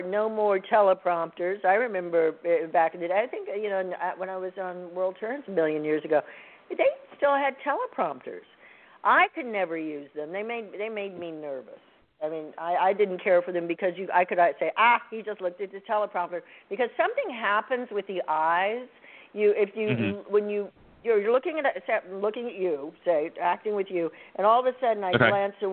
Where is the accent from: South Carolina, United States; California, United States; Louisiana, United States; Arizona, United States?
South Carolina, United States; Greenville; I'm from up the creek. I'm from Greenville, South Carolina